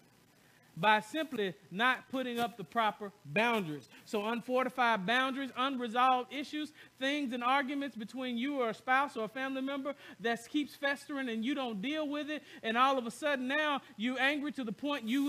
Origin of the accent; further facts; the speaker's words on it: the South, United States; I'm from the South